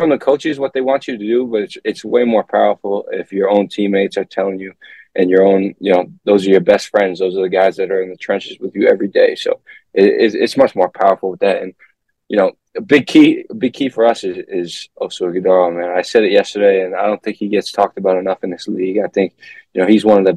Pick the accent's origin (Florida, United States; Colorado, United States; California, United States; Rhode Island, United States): Rhode Island, United States; moved away as an adult; now in Milwaukee, United States; I'm from Rhode Island.